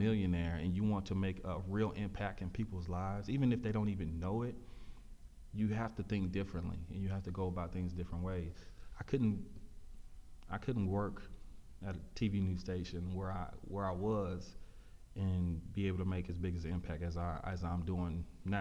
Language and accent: English; Pearland, Texas, United States; also born or lived in Prairie View, Texas; I came from Pearland, which was a mixed bag of everything